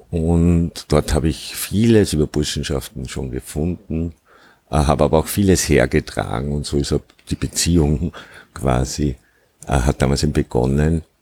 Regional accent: Upper Austria, Austria; ja, ich komme ursprünglich aus Oberösterreich, bin acht Kilometer entfernt äh, von Mauthausen aufgewachsen

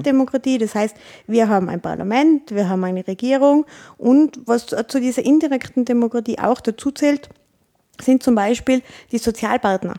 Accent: Tyrol, Austria; Als Tirolerin

